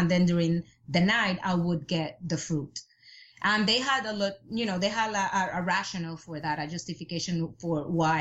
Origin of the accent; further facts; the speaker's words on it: Puerto Rico; I'm from Puerto Rico